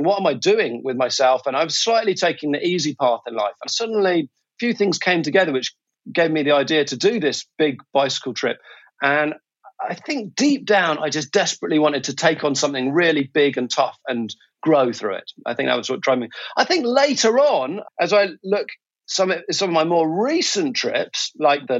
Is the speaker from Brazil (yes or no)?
no; England, United Kingdom; moved away as an adult; now in Singapore; I'm a Brit, originally from England, and right now I live in Singapore.